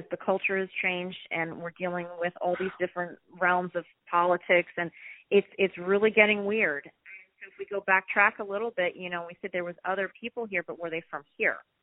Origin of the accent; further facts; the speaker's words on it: New York City, New York, United States; I grew up in Manhattan